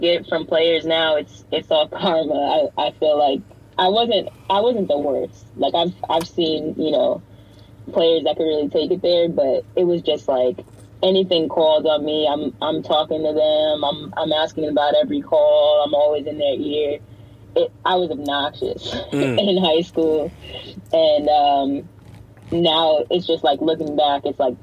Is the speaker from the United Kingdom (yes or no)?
no; Greenburgh, New York, United States; I'm from Greenburg, New York. It's like a small town outside of like White Plains